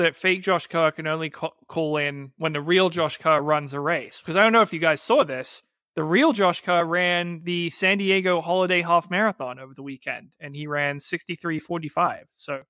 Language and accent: English; England, United Kingdom; as an Englishman